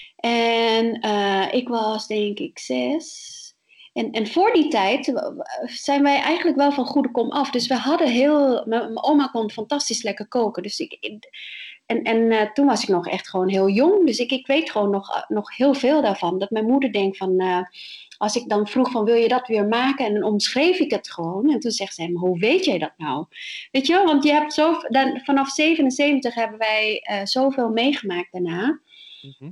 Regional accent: My Tho, Tiền Giang, Vietnam; now in Netherlands; waar ik vandaan kom, is Mietho, is, eh, de hoofdstad van de provincie, eh, in, in het zuiden van Vietnam, aan de Mekong-delta

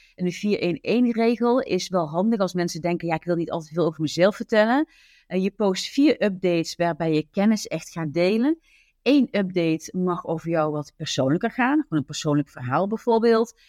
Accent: southern Netherlands, Netherlands; accent: zachte G (soft G, southern Dutch); Ik woon samen met mijn dochter Julia in het zuiden van het land

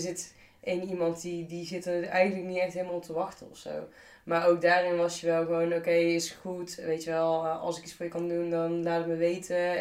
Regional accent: Tilburg, North Brabant, Netherlands; in Tilburg. er is zeg maar niks Tilburgser dan dat.

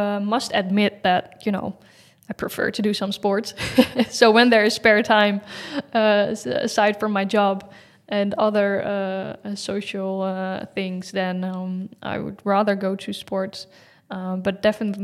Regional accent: Leiderdorp, South Holland, Netherlands; English is a second language; I live in Leiderdorp. I've been born and raised in Leiderdorp

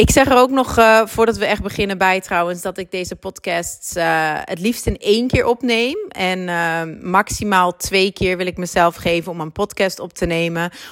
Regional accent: Groningen, Netherlands; accent: Dutch; now in Antwerp, Belgium; ik heb eh, voornamelijk een Nederlands accent, want ik ben geboren en getogen in Groningen, maar ik woon al ruim tien jaar in Antwerpen

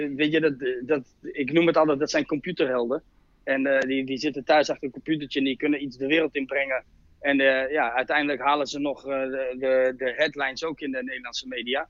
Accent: Utrecht, Netherlands; ik kom uit Utrecht

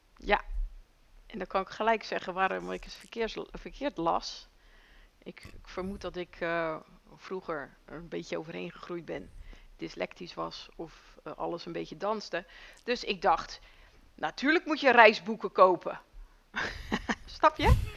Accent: Netherlands; wij komen uit Nederland.

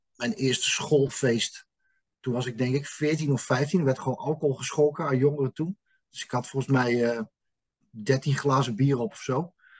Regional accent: Utrecht, Netherlands; Ik ben in dit leven geboren in 1971 op Kanaaleiland.

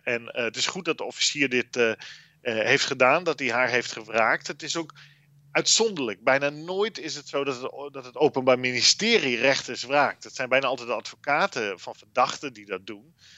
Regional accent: Netherlands; now in Brussels, Belgium; ons als Nederlanders

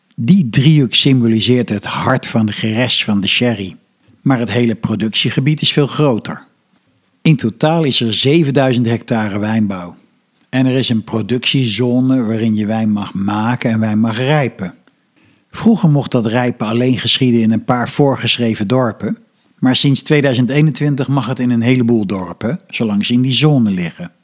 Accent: Netherlands; Als Nederlander ben je op veel plaatsen gewend

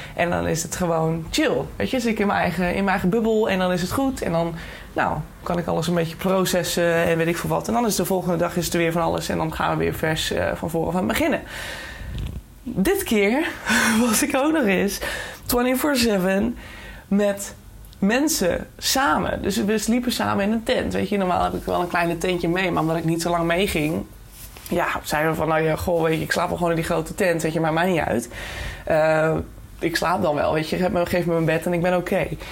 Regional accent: Netherlands; ons als Nederlanders

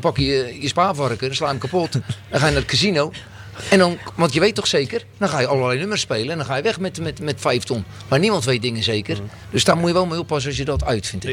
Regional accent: a small village near Oud-Beijerland, about 40 km from Rotterdam, South Holland, Netherlands; ik kom uit een klein dorpje bij Oude Horen.

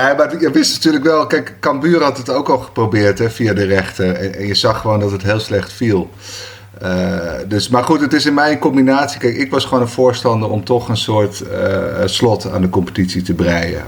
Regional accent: Bergen, North Holland, Netherlands; Ja, ik ben in Bergen geboren, 72.

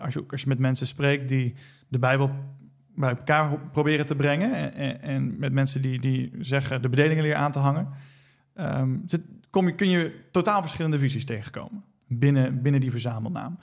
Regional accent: Netherlands; also born or lived in United States

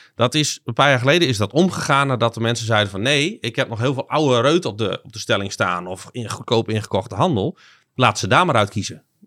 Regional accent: Groningen, Netherlands; also born or lived in Zuidlaren / Tynaarlo; 35 jaar, opgegroeid hier in Groningen.

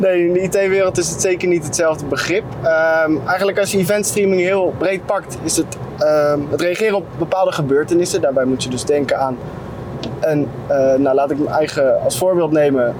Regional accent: Tiel, Gelderland, Netherlands; also born or lived in Nieuwegein; ik ben toevallig geboren in Nieuwegein, waar nu natuurlijk X-Force geplaatst is. En op tweejarige leeftijd ben ik naar Tiel verhuisd.

